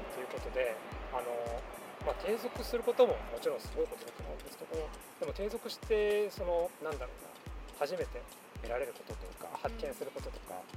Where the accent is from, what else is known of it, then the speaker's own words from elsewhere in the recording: Nagano, Japan; now in Tokyo, Japan; 僕はあの長野県出身なので